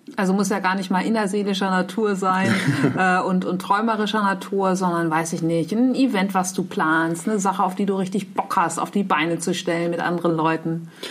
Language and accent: German; Nordheide, Lower Saxony, Germany; ich bin in der Nordheide aufgewachsen.